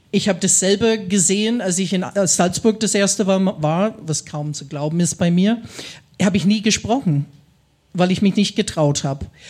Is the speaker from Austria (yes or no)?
no; Midwest, Ohio, United States; first language English; German is a second language; moved away as an adult; also born or lived in Franconia, Germany; now in Germany; ich komme aus den USA, aus dem Mittleren Westen in Ohio